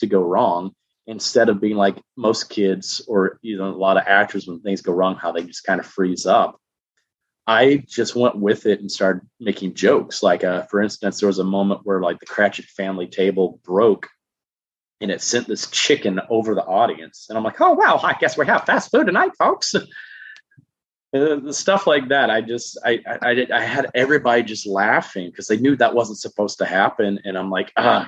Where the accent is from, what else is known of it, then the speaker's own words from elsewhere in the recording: Huntsville, Alabama, United States; I grew up in Huntsville, Alabama.